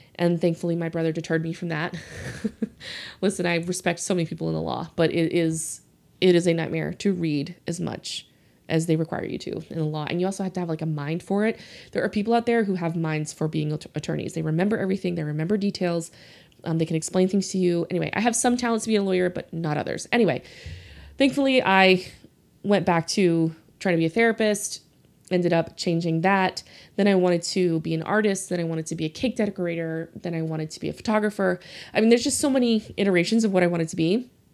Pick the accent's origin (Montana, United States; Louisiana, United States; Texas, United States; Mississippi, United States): Louisiana, United States; New Orleans; accent: Southern; I grew up in New Orleans